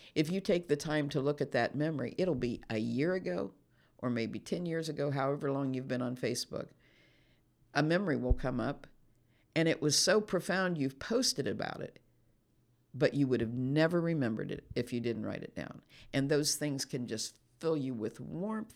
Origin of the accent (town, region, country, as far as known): United States